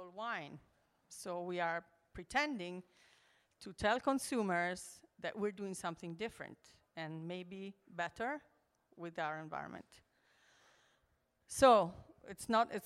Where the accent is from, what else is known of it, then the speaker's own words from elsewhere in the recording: Switzerland; moved away as an adult; also born or lived in Milan, Italy; now in Maremma, Italy; I was born in Milan, Italy, and I grew up in the Alps in Switzerland